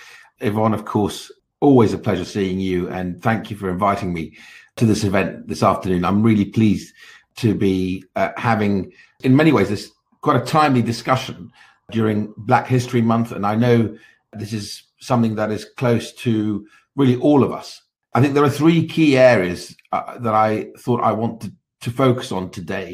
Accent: Baghdad, Baghdad Governorate, Iraq; moved away; I was born in Baghdad in 1967 to parents of Kurdish origin

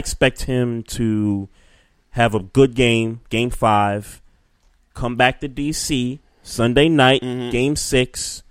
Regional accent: New York, United States; moved away as an adult; I mean, I came here from New York years ago.

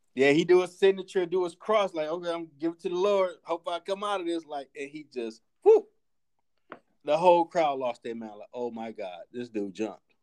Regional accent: United States; we're American

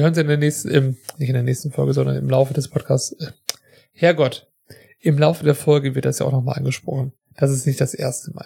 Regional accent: Germany; wir sind ja beide aus Deutschland

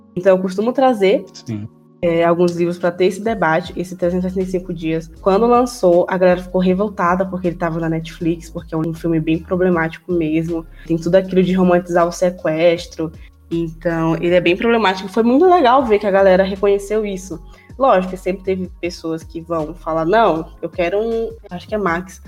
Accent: Northeast Region, Brazil; Eu falo nordestina que eu sou nordestina também

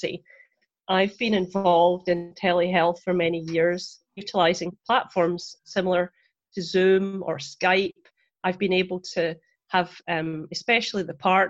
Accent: Scotland, United Kingdom; moved away as an adult; now in Florida, United States; I'm originally from Scotland. I trained there as a nurse and a midwife

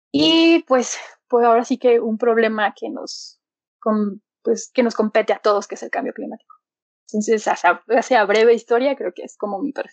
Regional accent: Aguascalientes, Mexico; also born or lived in Leeds, England; pues soy de Aguascalientes. Estudié ciencias ambientales en la Universidad Autónoma de, aquí de Aguascalientes

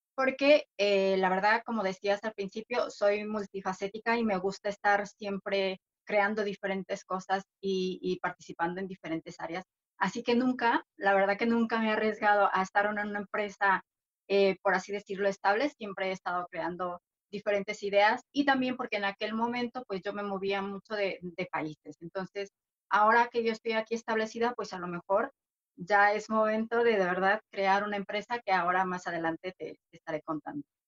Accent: Mexico; moved away as an adult; also born or lived in England / Sydney, Australia / Canada; now in Madrid, Spain; yo soy de origen mexicana, eh, pero ya tengo muchos años en Madrid

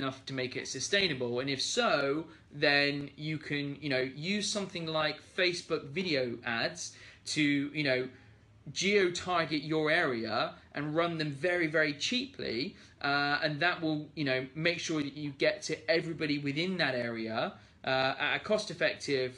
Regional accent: United Kingdom; being British

